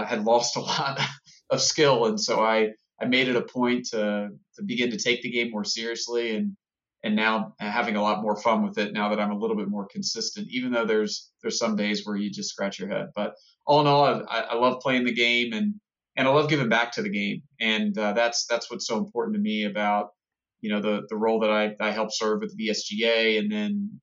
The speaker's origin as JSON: {"language": "English", "area": "Culpeper County", "region": "Virginia", "country": "United States", "tie": "born or raised there", "said": "I grew up in Culpeper County, Virginia"}